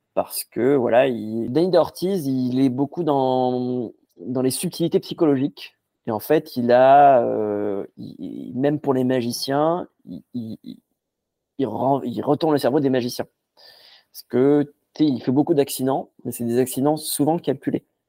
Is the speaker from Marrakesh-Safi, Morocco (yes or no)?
no; Casablanca, Casablanca-Settat, Morocco; j'ai grandi, j'ai grandi à Casablanca au Maroc